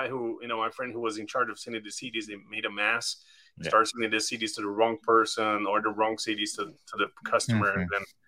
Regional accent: Brazil; moved away; I'm from Brazil. I'm originally from there

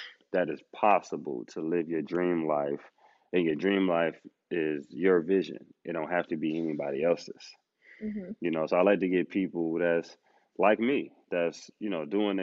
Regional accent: New York, United States; I'm from New York

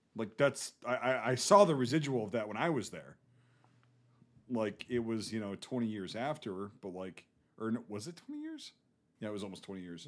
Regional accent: Northern Midwest, United States; accent: Northern Midwest American; my accent, like a Midwest, North, like Northern Midwest American

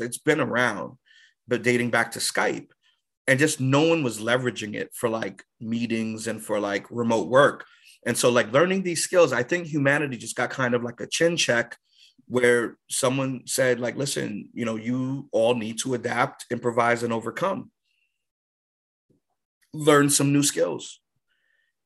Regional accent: New York City, New York, United States; moved away as an adult; also born or lived in Inwood, Manhattan / Deerfield Academy; growing up in the Bronx

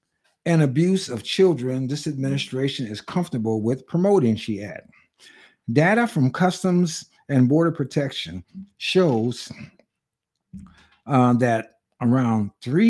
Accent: California, United States; In California, my home state

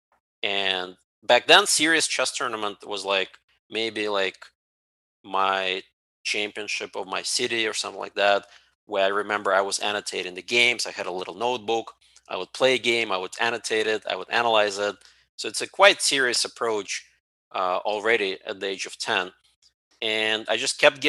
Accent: Ukraine; now in United States; I was born in the Ukraine part of USSR

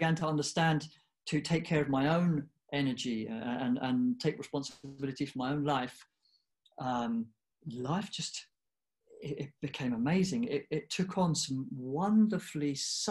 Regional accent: United Kingdom; I grew up in the UK, and I was born there.

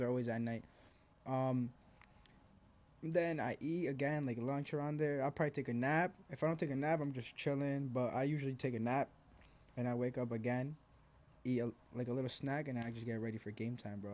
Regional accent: Elizabeth, New Jersey, United States; also born or lived in Argentina / Milwaukee; I grew up here. Like, I'm from Jersey

